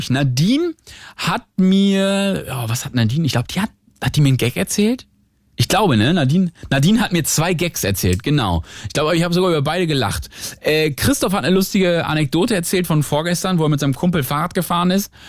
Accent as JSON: {"language": "German", "region": "Northern Germany", "country": "Germany", "moved": "yes", "lives_now": "Berlin, Germany"}